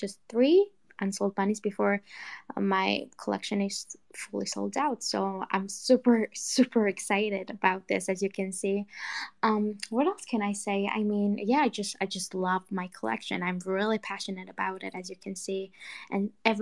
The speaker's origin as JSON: {"language": "English", "country": "Georgia"}